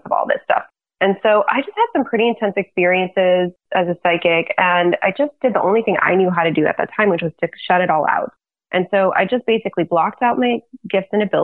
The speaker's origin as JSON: {"language": "English", "town": "Lafayette", "country": "United States", "tie": "born or raised there", "also_born_or_lived": "China", "said": "my hometown in Lafayette"}